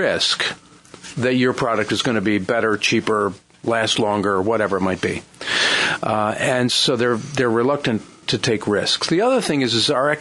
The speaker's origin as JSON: {"language": "English", "town": "Niagara Falls", "region": "New York", "country": "United States", "tie": "born or raised there", "moved": "yes", "lives_now": "Chester County, United States", "said": "I grew up right around Love Canal"}